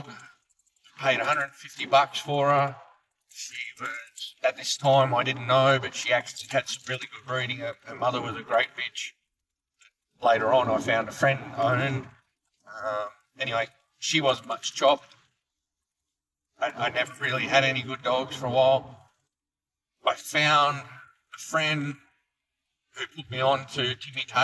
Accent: Tamworth, New South Wales, Australia; as a kid growing up in Tamworth

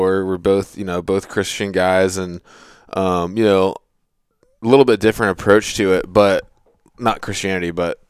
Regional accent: Virginia, United States; I'm from Virginia

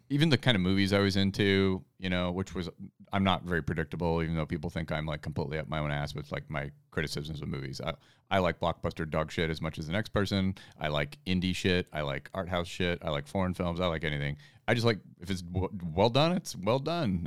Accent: Fairbanks, Alaska, United States; my hometown of Fairbanks

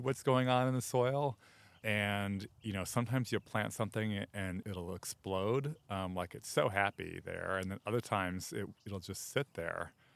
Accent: outside Chicago, Illinois, United States; now in Los Angeles, United States; I grew up outside Chicago

